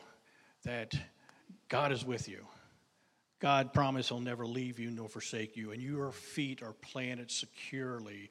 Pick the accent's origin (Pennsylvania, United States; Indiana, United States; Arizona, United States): Pennsylvania, United States; moved away as an adult; now in Maryland, United States; I was from Pennsylvania.